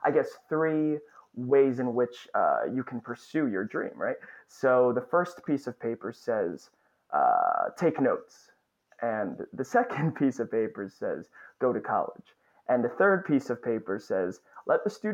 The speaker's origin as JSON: {"language": "English", "region": "Northern New Jersey", "country": "United States", "tie": "born or raised there", "also_born_or_lived": "Astoria, Queens, New York", "moved": "as an adult", "lives_now": "Queens, New York, United States", "said": "I grew up in Northern New Jersey."}